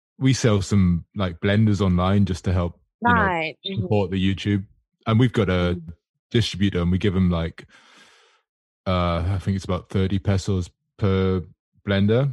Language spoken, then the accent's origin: English; Australia; Like I'm Australian, living in Australia.